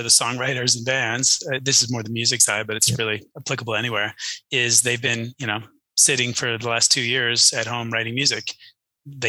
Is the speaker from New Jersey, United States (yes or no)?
yes; New Jersey, United States; now in Texas, United States; I grew up in New Jersey.